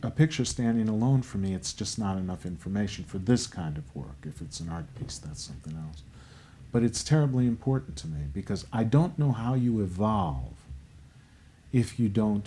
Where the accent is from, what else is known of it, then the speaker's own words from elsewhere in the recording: United States; I'm still an American